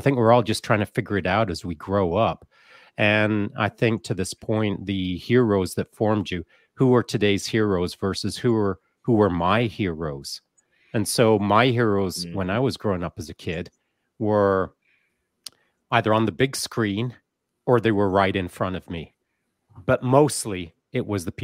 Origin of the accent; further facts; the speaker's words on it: Grande Cache, Alberta, Canada; I was raised up in Grand Cache out in the boonies